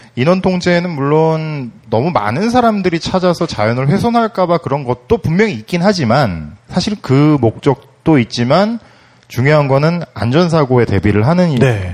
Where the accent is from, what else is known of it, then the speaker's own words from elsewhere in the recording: South Korea; 저는 한국 사람이라서